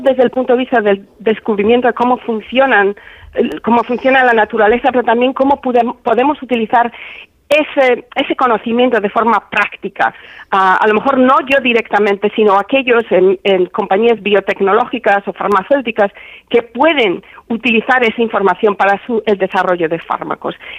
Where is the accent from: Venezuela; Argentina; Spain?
Spain; moved away; en mi pueblo, que mi pueblo me dedicase una calle, que me hicieran hija predilecta